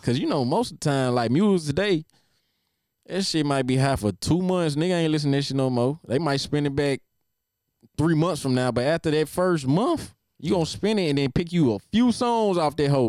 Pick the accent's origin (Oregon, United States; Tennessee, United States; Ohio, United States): Tennessee, United States; Nashville; growing up in Nashville